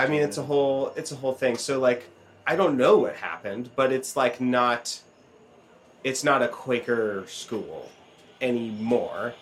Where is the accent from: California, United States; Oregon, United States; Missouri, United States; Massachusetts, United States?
Oregon, United States; I grew up in Oregon